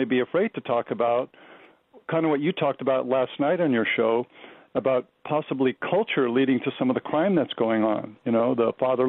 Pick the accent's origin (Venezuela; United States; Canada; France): United States; Glendora, California; Yeah, and being from this area, California